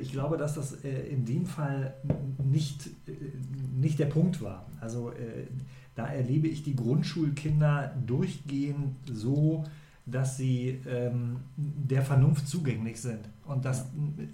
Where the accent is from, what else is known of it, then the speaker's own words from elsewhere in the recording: Lower Saxony, Germany; Ich komme ja aus der Ecke da, ja. aus dem Vorharz-Verengungsgebiet